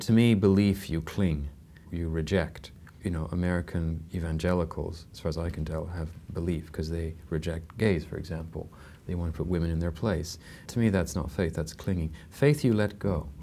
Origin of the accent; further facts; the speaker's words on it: Canada; I'm Canadian, which is a very secular country